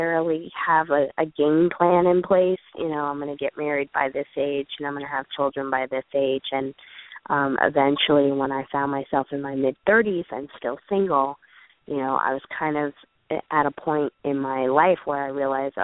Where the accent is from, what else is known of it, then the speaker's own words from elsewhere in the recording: United States; I'm happily American, and, you know, there are some amazing things about being born into the privilege of the United States